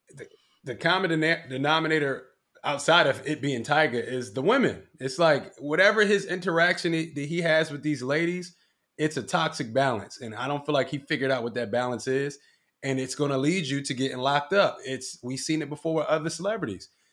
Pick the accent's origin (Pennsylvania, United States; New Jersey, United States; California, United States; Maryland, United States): Pennsylvania, United States; Philadelphia; I'm from Badlands, North Philly, right? It's a Puerto Rican neighborhood